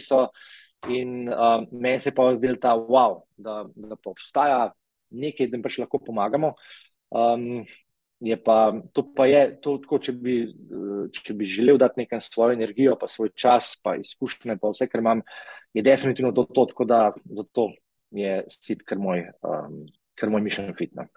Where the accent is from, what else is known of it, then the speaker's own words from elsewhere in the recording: Tržič, Upper Carniola, Slovenia; jaz sem iz Tržiča